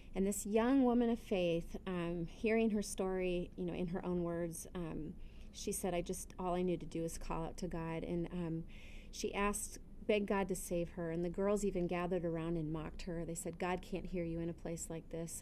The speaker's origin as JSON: {"language": "English", "country": "United States", "said": "as an American Christian"}